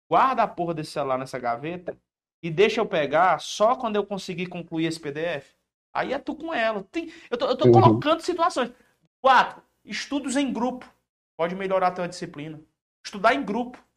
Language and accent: Portuguese; Pedro II, Piauí, Brazil; Eu sou de Pedro II, Piauí.